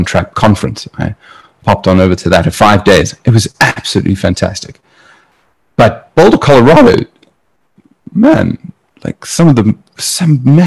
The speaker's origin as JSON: {"language": "English", "country": "South Africa", "moved": "yes", "lives_now": "Hong Kong", "said": "I come from South Africa where you know, people carry guns"}